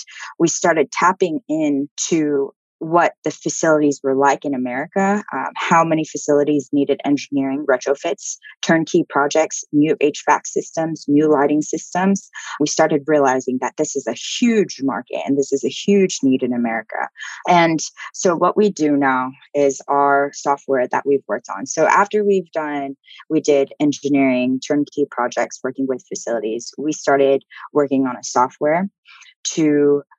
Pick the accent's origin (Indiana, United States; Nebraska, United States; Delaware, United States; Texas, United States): Texas, United States; also born or lived in Amsterdam; I'm from Texas